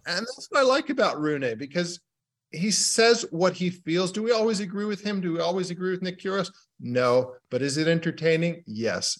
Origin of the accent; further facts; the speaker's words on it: United Kingdom; being a Brit